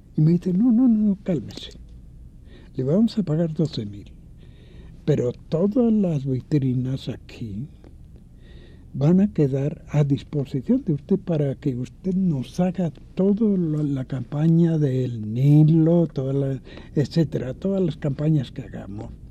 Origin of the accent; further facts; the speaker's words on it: Mexico; moved away; also born or lived in Mallorca, Spain; soy hijo de una república, soy mexicano